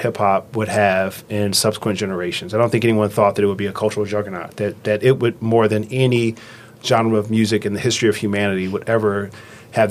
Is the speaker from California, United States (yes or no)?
yes; Los Angeles, California, United States; I grew up in Los Angeles